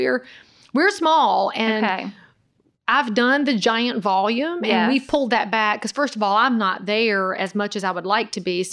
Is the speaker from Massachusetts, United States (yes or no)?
no; Concord, North Carolina, United States; I'm from Concord, North Carolina, which is just outside of Charlotte, the home of NASCAR.